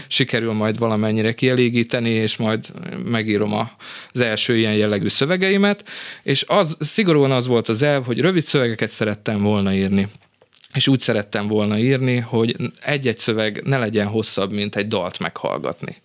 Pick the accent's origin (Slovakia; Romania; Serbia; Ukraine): Serbia; Vojvodina; accent: Vojvodina Hungarian; first language Hungarian (Vojvodina variety); moved away as an adult; also born or lived in Novi Sad; now in Hungary; Tehát mondhatnám ezt, hogy a vajdasági magyar az én anyanyelvem